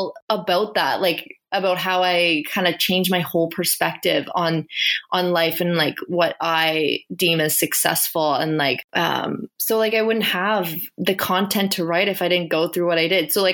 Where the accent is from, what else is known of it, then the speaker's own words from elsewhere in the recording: the Valley, Nova Scotia, Canada; also born or lived in Halifax; I'm from the Valley.